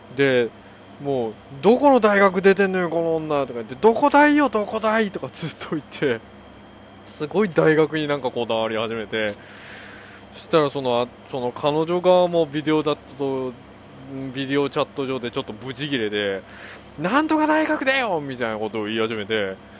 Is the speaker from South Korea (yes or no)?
yes; South Korea; Japanese is a second language; also born or lived in Japan; now in United States; 韓国人として生まれてよかった